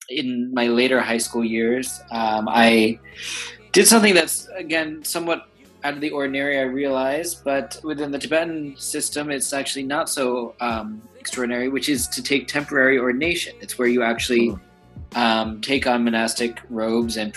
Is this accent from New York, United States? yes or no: yes; New York City, New York, United States; I was born and raised here in New York